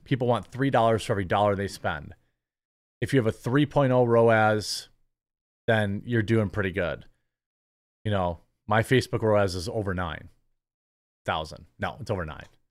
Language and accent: English; Midwest, United States; as a Midwesterner